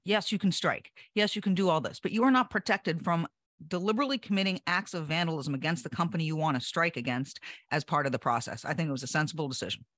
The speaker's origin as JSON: {"language": "English", "town": "Hampton", "region": "New Hampshire", "country": "United States", "said": "I'm from Hampton, New Hampshire"}